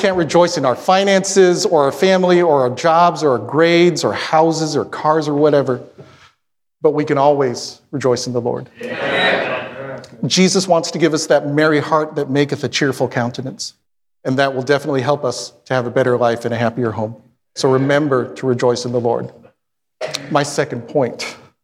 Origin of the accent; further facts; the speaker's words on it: Philippines; I'm Filipino